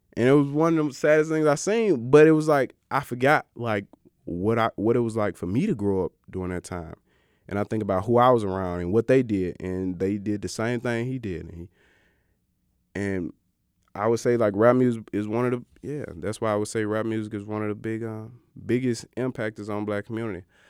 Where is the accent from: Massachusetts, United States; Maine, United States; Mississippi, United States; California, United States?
Mississippi, United States; Greenwood; I grew up in Greenwood, Mississippi, the Delta